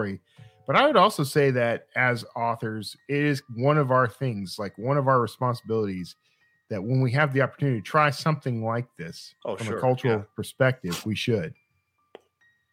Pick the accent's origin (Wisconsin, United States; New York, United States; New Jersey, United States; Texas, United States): Texas, United States; Wild Peach; When I was growing up in Wild Peach, Texas, organ meat was just part of what you ate.